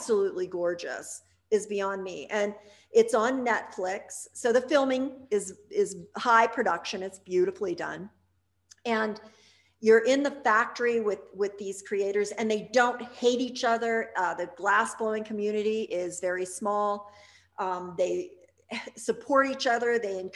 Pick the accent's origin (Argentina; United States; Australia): United States; Pittsburgh, Pennsylvania; I grew up outside of Pittsburgh, and that's a very glass area